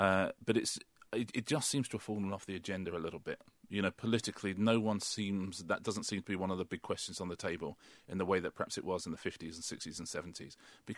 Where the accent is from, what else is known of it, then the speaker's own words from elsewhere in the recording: United Kingdom; Well, you know, I grew up in the British working class, and now I'm very, very, very much in the British middle class.